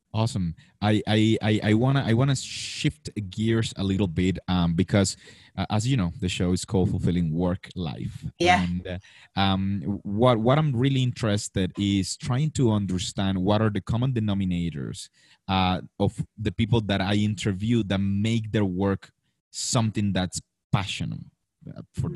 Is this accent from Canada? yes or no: no; Colombia; i came back to colombia